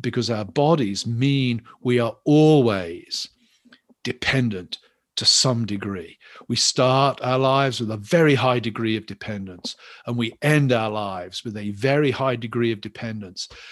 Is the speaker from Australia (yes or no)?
no; England, United Kingdom; I'm English